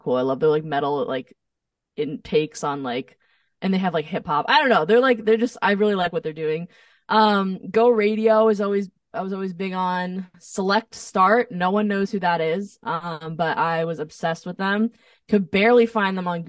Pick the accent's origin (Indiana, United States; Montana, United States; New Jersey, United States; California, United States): New Jersey, United States; moved away as an adult; also born or lived in Nashville; now in Los Angeles, United States; I'm from New Jersey